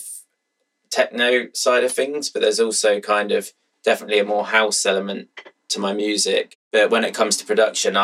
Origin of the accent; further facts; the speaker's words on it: Brighton, South East England, United Kingdom; I've kept it in my hometown